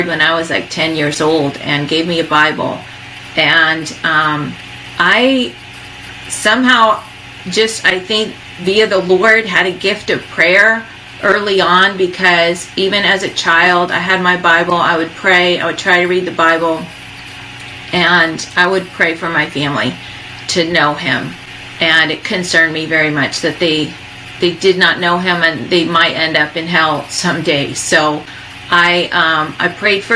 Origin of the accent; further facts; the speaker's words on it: Tucson, Arizona, United States; my early years, I grew up in Tucson, Arizona.